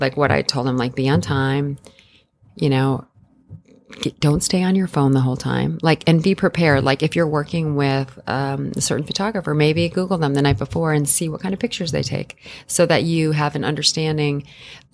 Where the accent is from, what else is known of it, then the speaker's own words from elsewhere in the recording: Illinois, United States; moved away as an adult; also born or lived in New York; I grew up in Illinois in a very, yeah. very normal, you know, small town environment.